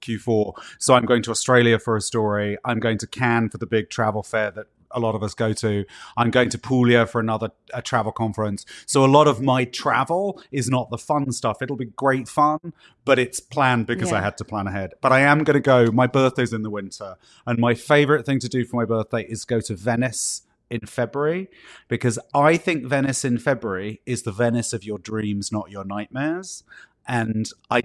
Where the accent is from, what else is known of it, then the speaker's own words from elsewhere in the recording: United Kingdom; also born or lived in Chicago / New York; now in United States; I grew up in Britain, surrounded by rain.